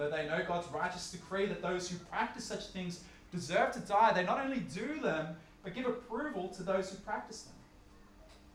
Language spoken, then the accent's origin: English; Australia; also born or lived in Upper North Shore, Sydney; living where I live in wealthy Upper North Shore Sydney, or even by virtue of being Australian